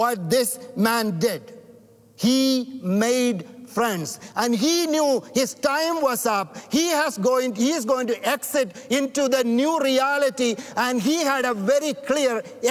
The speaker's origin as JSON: {"language": "English", "country": "India", "moved": "yes", "lives_now": "Canada", "said": "I'm not white. I'm not black. I'm from India."}